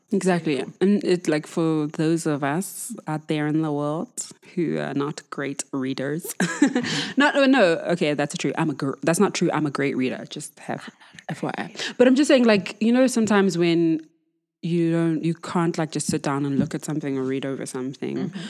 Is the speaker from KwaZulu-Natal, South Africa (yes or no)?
no; Johannesburg, Gauteng, South Africa; I'm from Joburg, obviously, born and bred